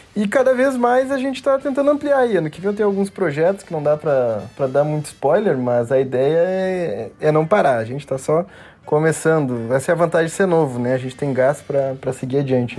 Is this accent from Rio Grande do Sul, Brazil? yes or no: yes; Porto Alegre, Rio Grande do Sul, Brazil; moved away as an adult; now in Passo Fundo, Brazil; sou daqui de Passo Fundo, natural de Porto Alegre, mas moro aqui porque é a terra da minha esposa